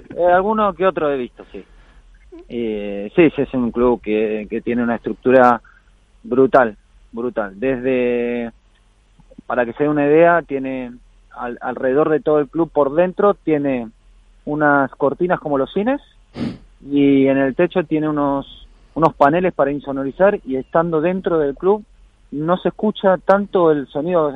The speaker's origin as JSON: {"language": "Spanish", "country": "Argentina", "moved": "yes", "lives_now": "Spain", "said": "me fui a Argentina, estuve ahí más de dos semanas, ahí de vuelta en la, tierra y las raíces y bien, bien con la familia."}